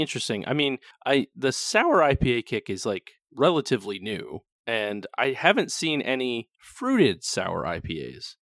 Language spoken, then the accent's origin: English; New England, United States; moved away; we're from New England and New Englanders are kinda, kinda jerks